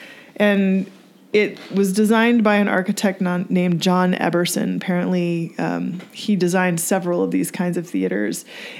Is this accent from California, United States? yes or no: no; Texas, United States; I grew up in Texas